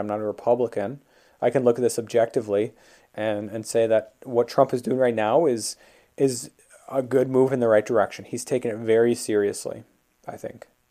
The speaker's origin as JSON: {"language": "English", "region": "Minnesota", "country": "United States", "tie": "born or raised there", "said": "my home state, Minnesota"}